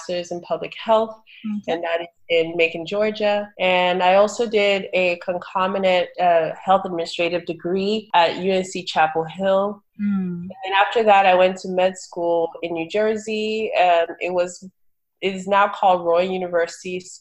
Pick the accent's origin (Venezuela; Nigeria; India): Nigeria; Port Harcourt, Rivers State; also born or lived in Owerri, Imo State, Nigeria; now in United States; I grew up in Nigeria. I grew up in Port Harcourt, Nigeria, and I went to boarding school in Owerri, Imo State